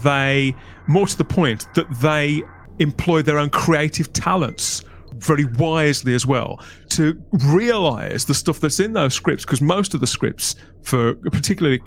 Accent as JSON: {"language": "English", "country": "United Kingdom", "said": "as British fans, when particularly when we were younger, you know, growing up in the 80s"}